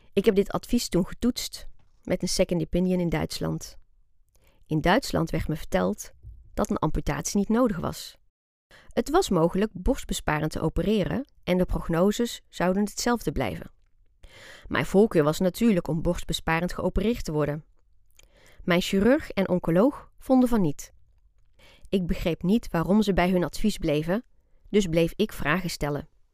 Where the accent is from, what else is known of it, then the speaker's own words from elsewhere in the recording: Breda, North Brabant, Netherlands; Wij wonen in Breda. En daar heb ik eigenlijk mijn hele leven gewoond